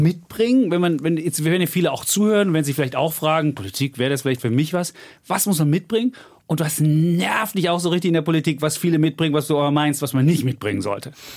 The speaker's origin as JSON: {"language": "German", "town": "Bonn", "region": "North Rhine-Westphalia", "country": "Germany", "tie": "born or raised there", "said": "Ich bin damals in Bonn-Beul auf die Gesamtschule gegangen"}